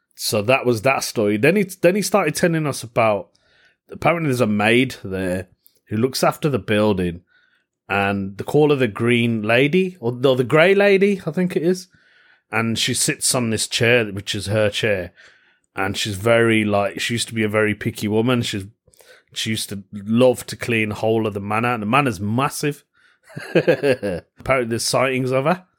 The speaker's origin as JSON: {"language": "English", "town": "Birmingham", "region": "West Midlands", "country": "United Kingdom", "tie": "born or raised there", "said": "Birmingham, my hometown"}